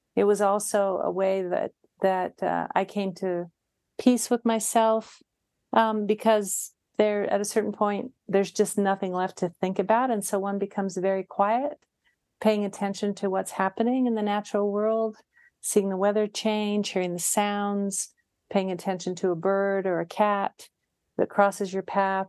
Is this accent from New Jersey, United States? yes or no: no; Utah, United States; moved away as an adult; also born or lived in Seattle; I moved back to my home state of Utah